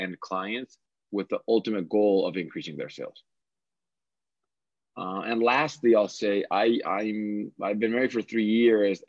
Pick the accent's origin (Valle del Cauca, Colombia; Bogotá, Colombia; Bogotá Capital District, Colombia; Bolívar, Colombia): Valle del Cauca, Colombia; Cali; also born or lived in Bogota, Colombia; born and raised in Cali, Colombia